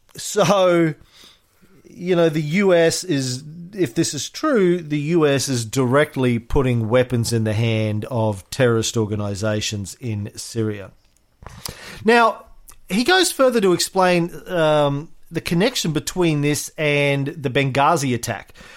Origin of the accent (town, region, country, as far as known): Australia